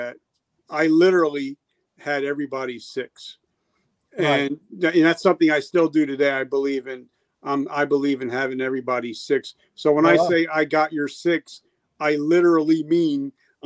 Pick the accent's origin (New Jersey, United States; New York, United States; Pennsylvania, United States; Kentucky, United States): New Jersey, United States; I'm from Jersey and I live 10 minutes away from Manhattan.